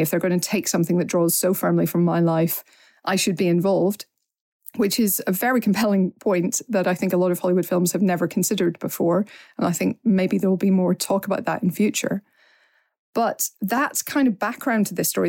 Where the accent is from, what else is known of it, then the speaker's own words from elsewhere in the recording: Northern Ireland, United Kingdom; even as an Northern Irish person